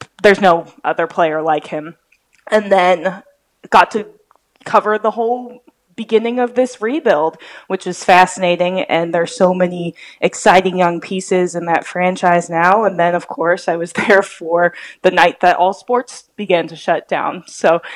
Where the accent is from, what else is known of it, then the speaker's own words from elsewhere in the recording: Seattle, Washington, United States; also born or lived in Oklahoma City; now in Chicago, United States; I grew up in Seattle